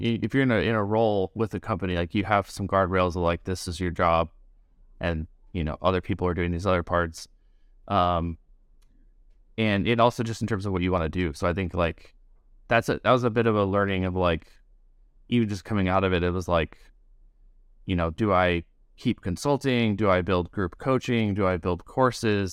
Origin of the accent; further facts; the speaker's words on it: rural Midwest of the United States, United States; also born or lived in Chicago area; I grew up in, like, a rural area in Midwest of the United States